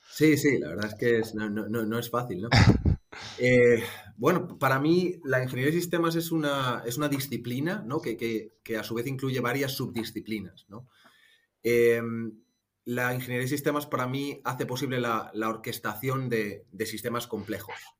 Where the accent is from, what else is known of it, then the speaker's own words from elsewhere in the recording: Madrid, Community of Madrid, Spain; moved away as an adult; also born or lived in Ireland; now in Munich, Germany; soy, soy de Madrid, aunque llevo ya unos añitos viviendo en Múnich, en Alemania